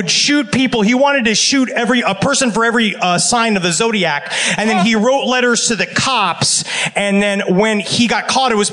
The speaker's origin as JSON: {"language": "English", "town": "New York City", "region": "New York", "country": "United States", "tie": "born or raised there", "said": "I'm from Woodhaven, Queens, New York City"}